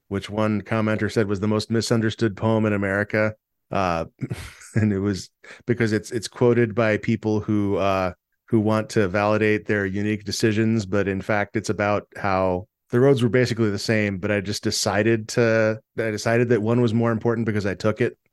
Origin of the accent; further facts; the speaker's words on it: San Diego, California, United States; moved away; I'm from San Diego, where burritos are very different than they are here